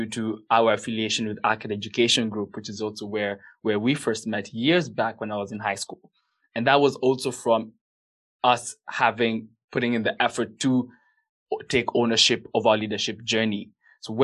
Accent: Kenya; we're both Kenyan

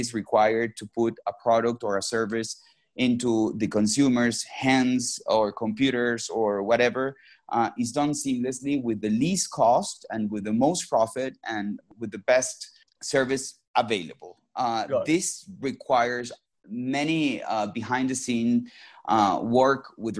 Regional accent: Venezuela; moved away as an adult; also born or lived in Mexico / Boston; I was born and raised in Venezuela and came in Mexico for undergrad studies

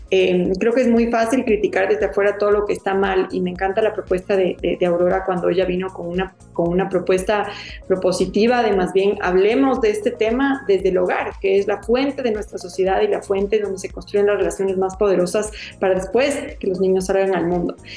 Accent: Ecuador; como ecuatorianos

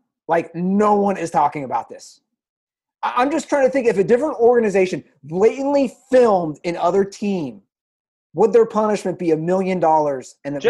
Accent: Ohio, United States; I'm from Ohio.

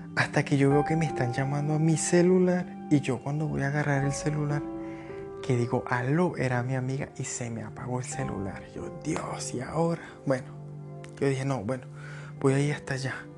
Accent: Barquisimeto, Lara, Venezuela; moved away as an adult; also born or lived in Cúcuta, Colombia / Bogotá, Colombia / Tesalia, Huila, Colombia; now in Colombia; yo soy de Venezuela, soy de Barquisimeto, Estado hablar en Venezuela. Yo emigré en el año 2017

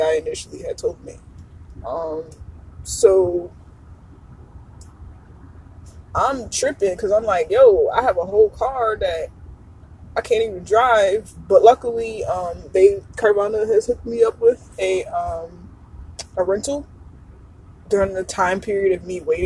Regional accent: New Jersey, United States; I love that I'm from Jersey

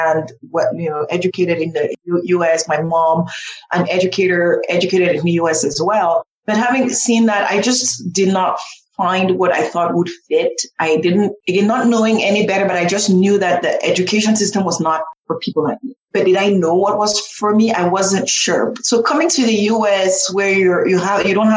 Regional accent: Cameroon; now in United States; I grew up in Cameroon

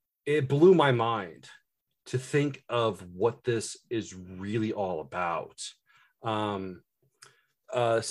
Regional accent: Indiana, United States; I grew up in Indiana. I live in Indiana. I've grown up all my life in Indiana

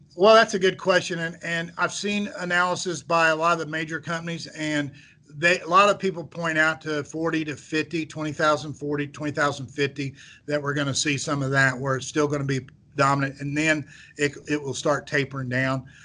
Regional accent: central Missouri, United States; I grew up in central Missouri. I grew up in a very small farming town

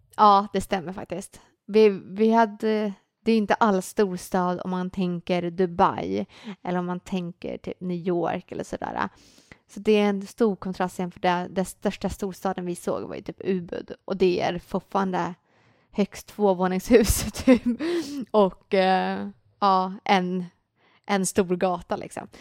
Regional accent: Sweden; vi i Sverige

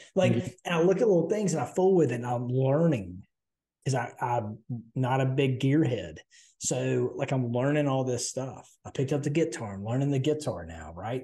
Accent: Southern, United States; accent: Southern; I'm Southern

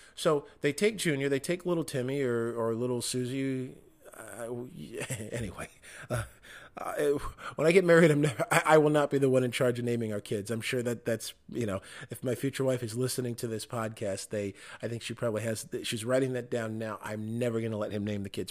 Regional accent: Michigan, United States; my home state of Michigan

